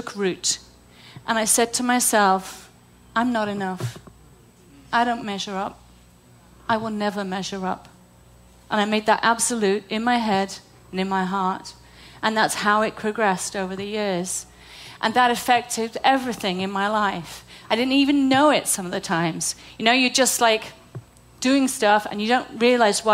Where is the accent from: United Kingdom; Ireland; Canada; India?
United Kingdom; moved away; I'm British